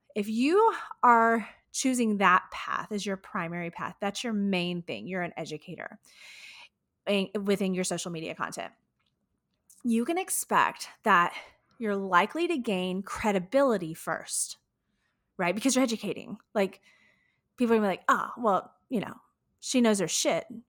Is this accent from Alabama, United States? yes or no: no; Houston, Texas, United States; here in my hometown of Houston, Texas